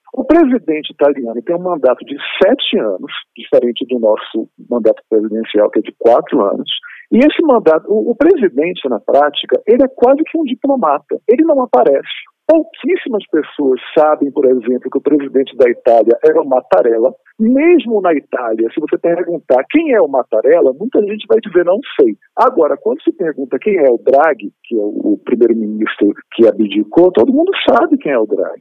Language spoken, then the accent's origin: Portuguese; Brazil; also born or lived in Venice, Italy; eu nasci no Brasil, mas eu sou cidadão italiano